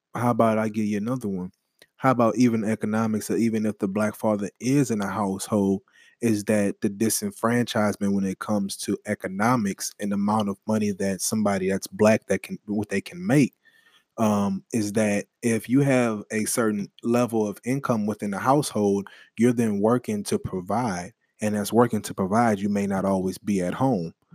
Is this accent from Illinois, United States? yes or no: no; New Orleans, Louisiana, United States; now in Texas, United States; I'm from New Orleans